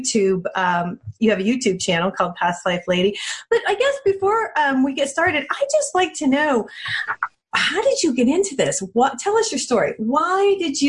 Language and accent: English; New Mexico, United States; I'm from New Mexico